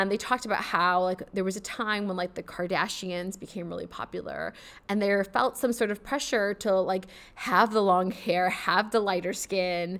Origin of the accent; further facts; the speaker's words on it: United States; moved away as an adult; I am of South Asian descent, so I'm South Asian American